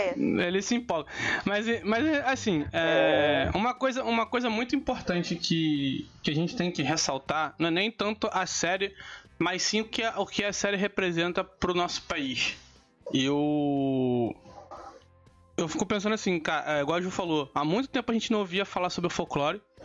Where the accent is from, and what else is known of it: Brazil